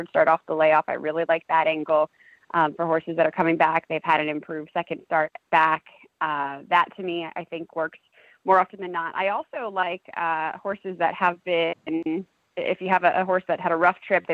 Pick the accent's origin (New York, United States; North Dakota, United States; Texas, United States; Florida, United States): New York, United States; moved away as an adult; also born or lived in Kentucky; I grew up in New York, and then I went to college at the University of Louisville's equine program in Kentucky.